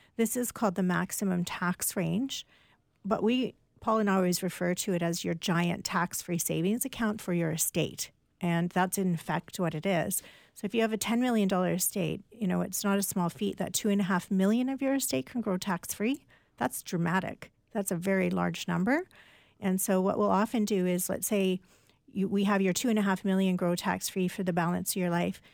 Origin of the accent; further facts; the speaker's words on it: Canada; as a Canadian